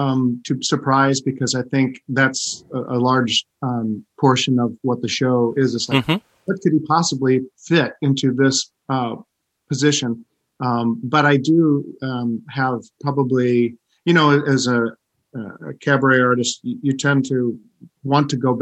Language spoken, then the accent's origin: English; St. Louis, Missouri, United States; No, the irony of ironies, the one big theater in my hometown never hired me.